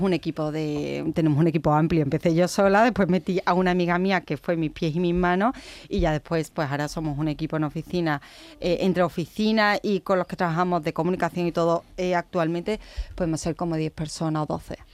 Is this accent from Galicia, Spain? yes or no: no; Osuna, Andalusia, Spain; soy de Osuna